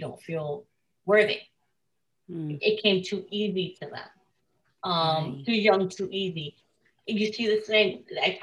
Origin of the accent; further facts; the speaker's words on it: Miami, Florida, United States; I grew up in Miami, Florida